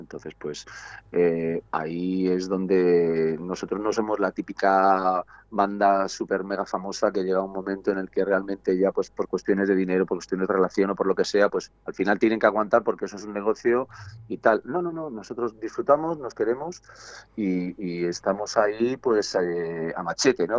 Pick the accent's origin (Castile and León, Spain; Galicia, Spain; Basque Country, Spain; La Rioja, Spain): Castile and León, Spain; Segovia; Somos de Segovia, sí, sí, sí. Aquí tenemos nuestro local, nuestra vida, nuestra familia, nuestra casa.